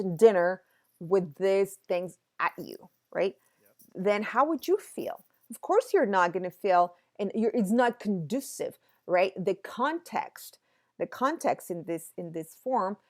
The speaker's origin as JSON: {"language": "English", "region": "Mexico City", "country": "Mexico", "said": "I'm from Mexico City. Mexico City, we get earthquakes usually in September"}